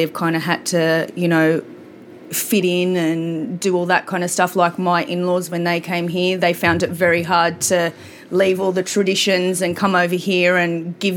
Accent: North Epping, New South Wales, Australia; born or raised there

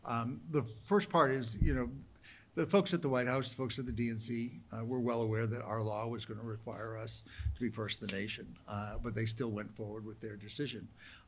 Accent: New Hampshire, United States; also born or lived in Cheshire County, New Hampshire / Detroit, Michigan; Growing up in New Hampshire in the 60s and 70s and 80s, it was an overwhelmingly Republican state.

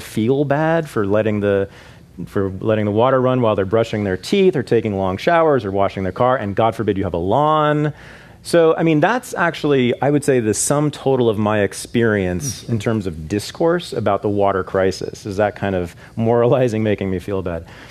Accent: Bay Area, California, United States; a native Californian, born and raised in the Bay Area

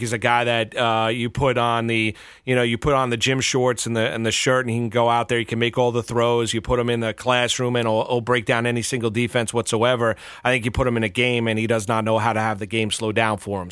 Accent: Pearl River, New York, United States; also born or lived in Blauvelt, New York; I grew up in Pearl River, Bluevelt, i-, in Rockland County

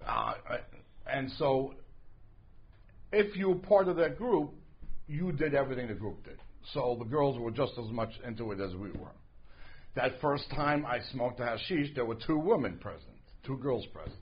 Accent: New York City, New York, United States; We grew up on the Lower East Side, and everybody knew about drugs

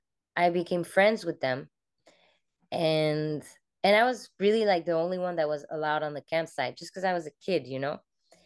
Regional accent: Cameroon; also born or lived in France; I grew up in many different places. Mostly, I was born in France, and then 2 weeks later, we moved to Cameroon, Africa. So my very first memories were over there.

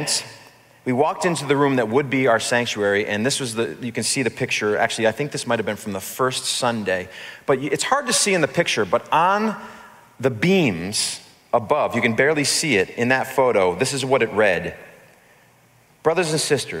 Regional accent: New Milford, Connecticut, United States; also born or lived in Danbury; now in Waterbury, United States; I grew up in New Milford.

